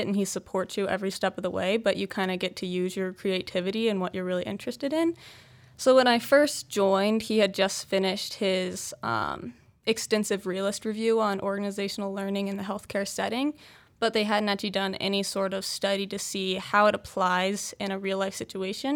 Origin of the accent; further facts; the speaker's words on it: Charlottesville, Virginia, United States; now in Utah, United States; I'm from Charlottesville, Virginia